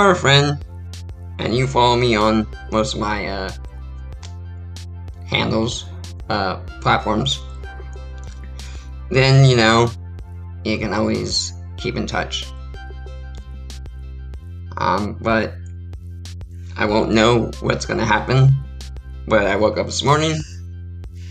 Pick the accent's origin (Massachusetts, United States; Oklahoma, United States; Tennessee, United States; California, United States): California, United States; San Diego; moved away as an adult; also born or lived in Ramona, California / Ohio / Maine; I grew up in San Diego, California my whole life